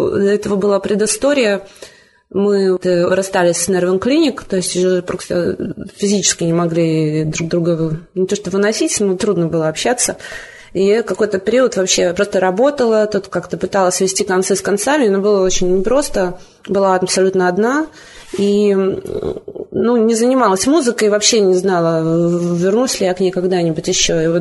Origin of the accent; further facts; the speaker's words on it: Vitebsk, Vitebsk Region, Belarus; Я приехала из Витебска. В Витебске я ну, всегда была в компании музыкантов, и мне всегда было интересно, ходила на концерты, но Никогда сама не играла.